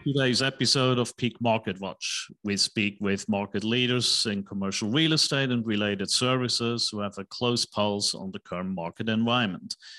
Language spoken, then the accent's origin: English; Switzerland; now in United States; I'm from Uh, Switzerland, right, in Europe